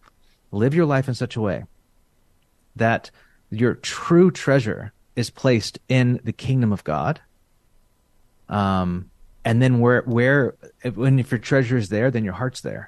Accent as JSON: {"language": "English", "region": "Central California", "country": "United States", "tie": "born or raised there", "moved": "as an adult", "lives_now": "San Francisco, United States", "said": "We grew up in Central California"}